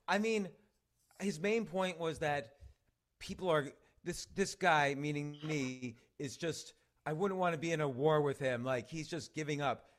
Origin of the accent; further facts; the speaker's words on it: New York, United States; I'm a New Yorker, I'm still a New Yorker, my kids go to school in New York, I own a comedy club in New York